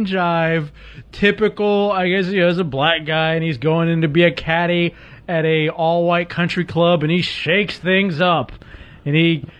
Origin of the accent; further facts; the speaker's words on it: Dallas, Texas, United States; I grew up in Texas, and in Dallas